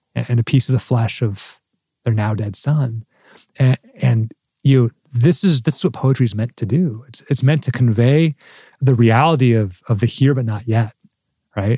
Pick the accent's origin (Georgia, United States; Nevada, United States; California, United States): California, United States; Southern; moved away; I grew up in Southern California